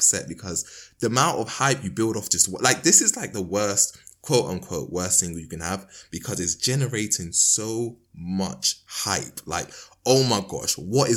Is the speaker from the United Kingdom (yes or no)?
yes; London, United Kingdom; my hometown, like, you know, Crystal Palace / Penge